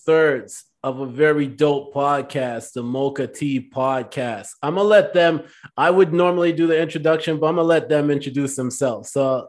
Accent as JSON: {"language": "English", "country": "Jamaica", "tie": "born or raised there", "moved": "yes", "said": "I spent 3 years growing up in Jamaica"}